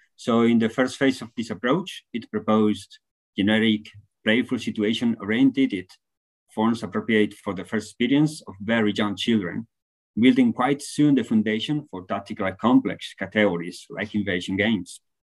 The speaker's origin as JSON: {"language": "English", "country": "Spain", "said": "from Spain, now talking from Finland, doing a, a research stay"}